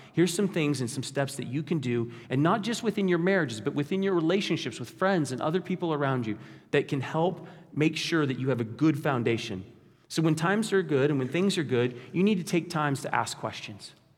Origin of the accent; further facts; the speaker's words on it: Kansas, United States; we're from Kansas